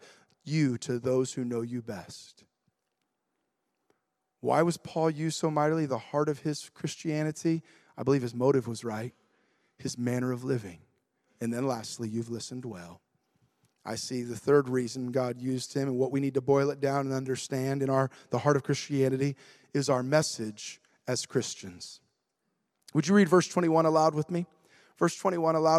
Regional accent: United States; I'm a patriotic American

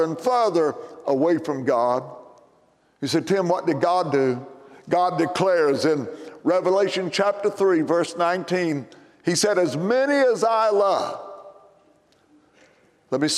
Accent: McLeansboro, Illinois, United States; my hometown, McLeansboro, Illinois

